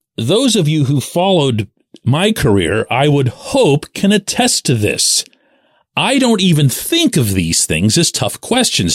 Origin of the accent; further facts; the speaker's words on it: Pittsburgh, Pennsylvania, United States; I'm born and raised in Pittsburgh